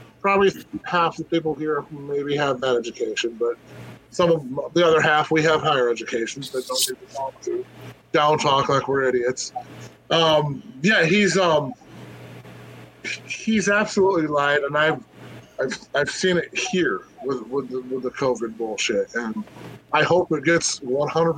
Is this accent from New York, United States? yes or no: yes; Western New York, United States; moved away as an adult; also born or lived in Norfolk / Chicago; I'm from Western New York